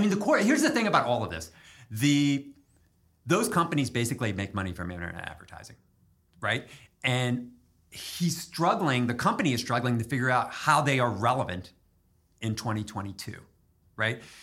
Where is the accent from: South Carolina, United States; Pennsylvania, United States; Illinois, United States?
Pennsylvania, United States; Harrisburg; I grew up in Harrisburg